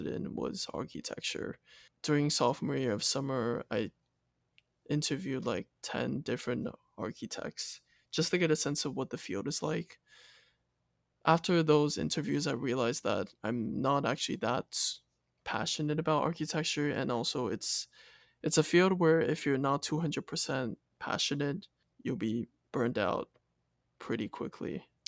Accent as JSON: {"language": "English", "country": "Taiwan", "tie": "born or raised there", "moved": "as an adult", "said": "Born and raised in Taiwan and went to a local school until seventh grade."}